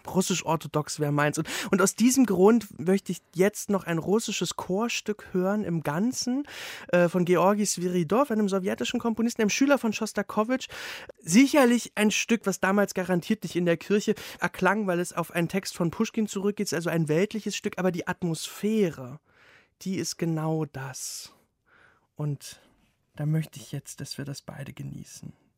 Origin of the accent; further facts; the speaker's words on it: East Germany, Germany; ich bin ja ohne Religion aufgewachsen, so als Ossi